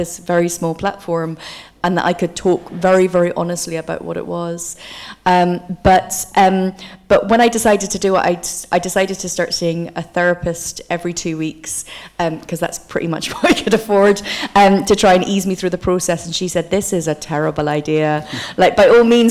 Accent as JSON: {"language": "English", "area": "Aberdeen", "region": "Scotland", "country": "United Kingdom", "tie": "born or raised there", "also_born_or_lived": "Coatbridge", "said": "Aberdeen, where I was born, whenever I say I'm from there"}